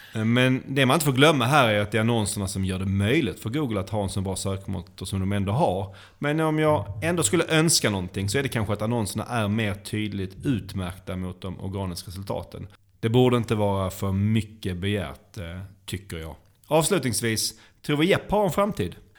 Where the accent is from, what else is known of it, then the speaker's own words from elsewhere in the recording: Sweden; vi som svenskar